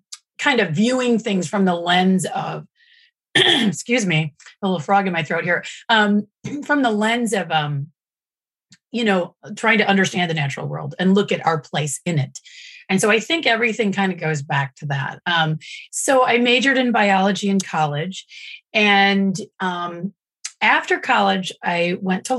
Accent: Kalamazoo, Michigan, United States; moved away as an adult; also born or lived in North Carolina / France / New York City; I'm from Southwestern Michigan, originally from Kalamazoo

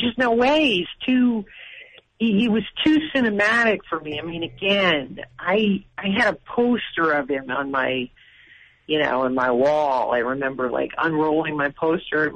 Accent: Massachusetts, United States; I'm from Massachusetts

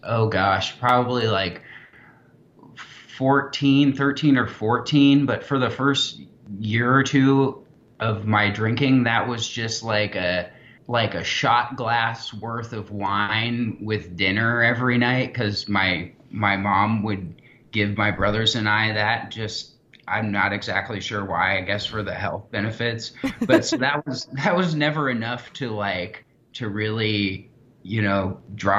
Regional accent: Kansas City, Missouri, United States; I'm from Kansas City, Missouri

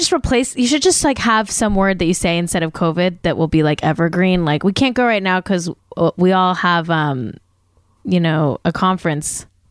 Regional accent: Manhattan Beach, California, United States; Polynesian themed fries was my hometown fries

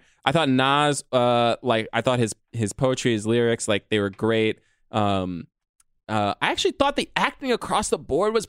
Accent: New York City, New York, United States; I was born in Harlem

